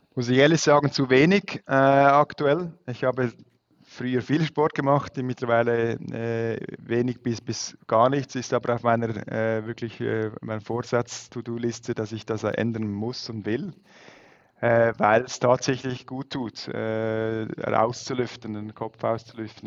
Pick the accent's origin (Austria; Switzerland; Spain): Switzerland; als Schweizer